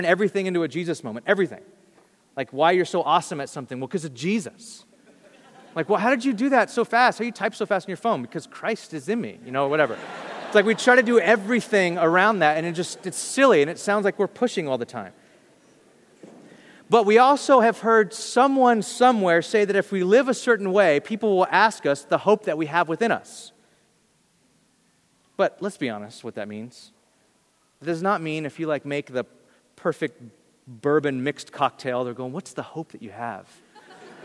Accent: Bakersfield, California, United States; I'm from Bakersfield

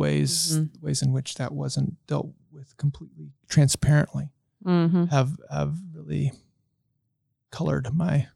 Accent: Western Kansas, United States; moved away; also born or lived in Montana / Nebraska / Grant County; I grew up in Western Kansas.

